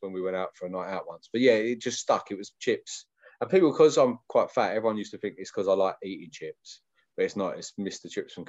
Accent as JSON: {"language": "English", "town": "Hainault", "region": "London", "country": "United Kingdom", "said": "I'm from Hainault, which is the shit part."}